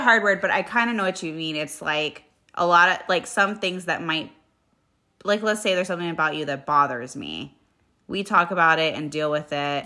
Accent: United States; as an American

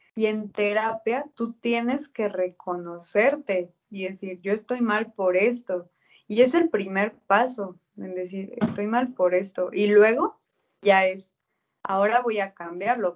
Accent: Mexico; yo viviendo en México

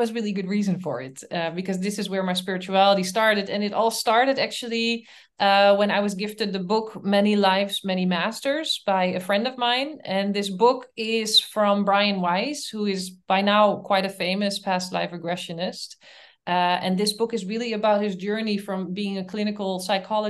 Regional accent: Netherlands; moved away as an adult; also born or lived in Canada; now in Berlin, Germany; I'm from the Netherlands, and I moved to Canada.

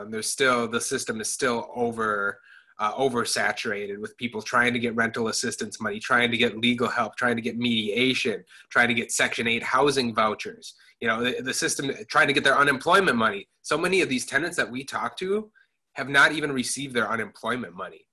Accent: Madison, Wisconsin, United States; moved away as an adult; I grew up in Madison, Wisconsin. Um, lived there um, for first 18 years of my life.

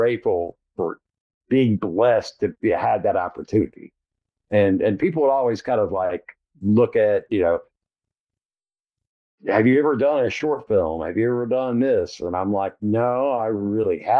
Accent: Blue Ridge Mountains, Appalachia, United States; I grew up in the Blue Ridge Mountains

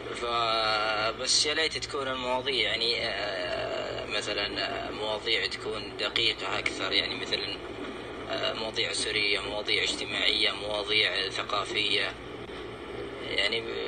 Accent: Saudi Arabia; احنا كشعب سعودي

